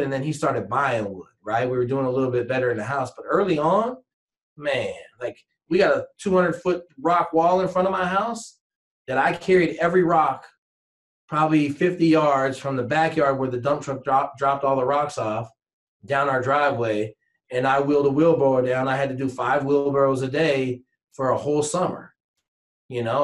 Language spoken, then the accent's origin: English; Washington, United States; growing up in Washington State